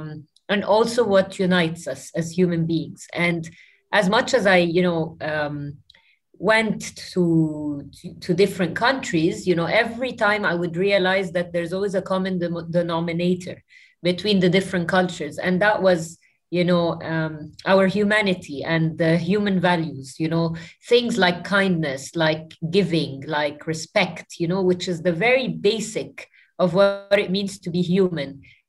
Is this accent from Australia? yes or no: no; New Zealand; born there; I was born in New Zealand, and I lived in close to 7 or 8 countries throughout my life.